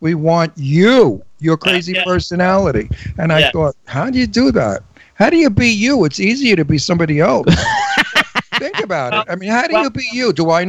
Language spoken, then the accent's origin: English; New York City, New York, United States; now in Palm Springs, United States; I don't speak the way the script is written. It's too proper English. I'm from Brooklyn.